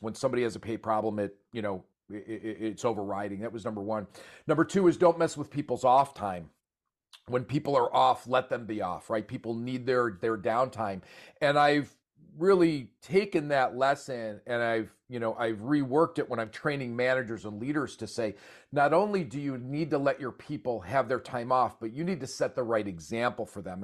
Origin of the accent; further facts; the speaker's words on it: Buffalo, New York, United States; moved away; I grew up in Buffalo, New York